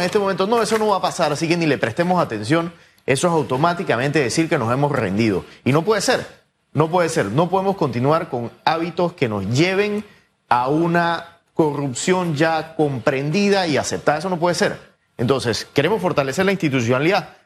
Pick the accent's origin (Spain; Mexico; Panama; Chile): Panama; como panameños